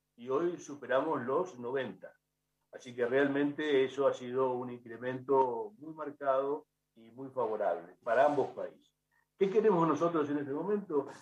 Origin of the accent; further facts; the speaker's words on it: La Plata, Buenos Aires Province, Argentina; now in Central America; yo soy de La Plata